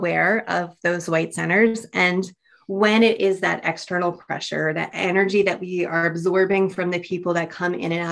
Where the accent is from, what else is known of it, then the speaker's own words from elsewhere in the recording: United States; I'm definitely American.